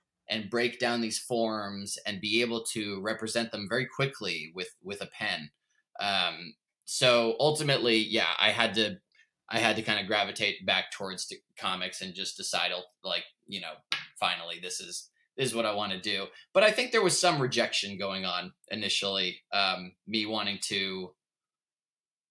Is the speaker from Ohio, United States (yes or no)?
no; Portland, Oregon, United States; also born or lived in New York; Growing up in Portland and Oregon